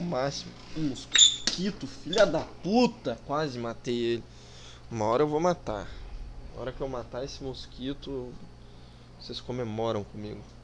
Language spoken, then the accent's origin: Portuguese; South Region, Brazil; accent: southern (sotaque do sul); Eu falo um pouco com sotaque do sul